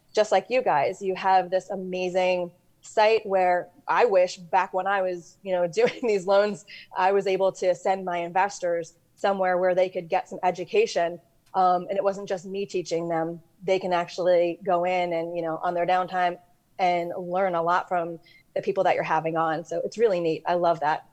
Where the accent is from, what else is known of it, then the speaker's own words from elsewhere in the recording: New York, United States; I'm from New York